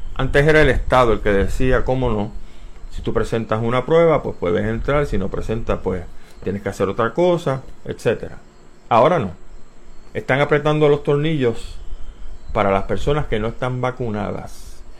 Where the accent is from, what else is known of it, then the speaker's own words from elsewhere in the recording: San Juan, Puerto Rico; moved away; also born or lived in Tallahassee, Florida; soy nacido en Barrio Obrero, Puerto Rico, el 31